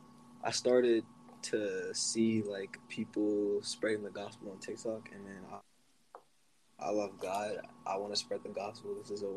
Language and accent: English; Pennsylvania, United States; I'm from Pennsylvania